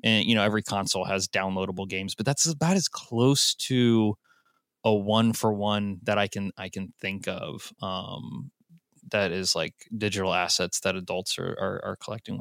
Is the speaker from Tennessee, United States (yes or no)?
yes; Nashville, Tennessee, United States; I'm from Nashville